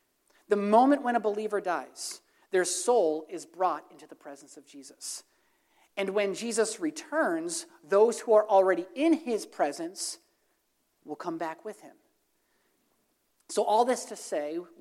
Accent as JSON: {"language": "English", "town": "Throop", "region": "Pennsylvania", "country": "United States", "said": "I'm from Troop, Pennsylvania. We deal with potholes"}